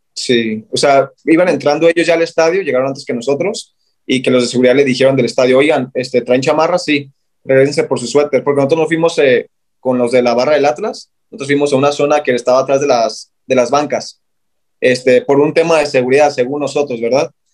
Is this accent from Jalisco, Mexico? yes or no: yes; Guadalajara, Jalisco, Mexico; Y yo, de Guadalajara